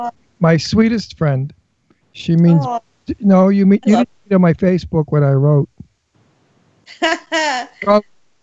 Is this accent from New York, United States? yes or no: yes; Long Island, New York, United States; moved away; I'm from Long Island.